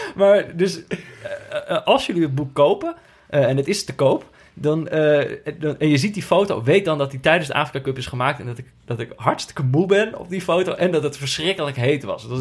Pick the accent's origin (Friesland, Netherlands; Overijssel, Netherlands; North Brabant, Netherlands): North Brabant, Netherlands; Veldhoven; moved away; also born or lived in Amsterdam; Ik, ben natuurlijk opgegroeid in, eh, in, in, in Veldhoven. En dat is hmm. vlakbij Eindhoven.